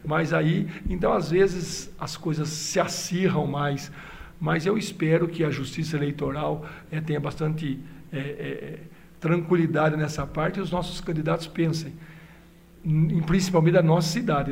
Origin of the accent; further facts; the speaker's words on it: Limeira, São Paulo, Brazil; eu sou de Limeira